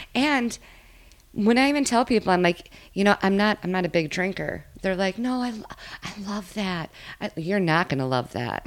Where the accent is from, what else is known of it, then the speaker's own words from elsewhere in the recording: Minnesota, United States; I grew up in Minnesota, just not in this area